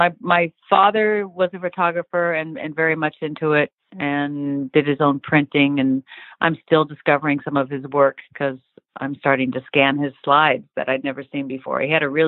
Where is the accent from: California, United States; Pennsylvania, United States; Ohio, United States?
California, United States; Orinda; I grew up in Northern California, a town called Orinda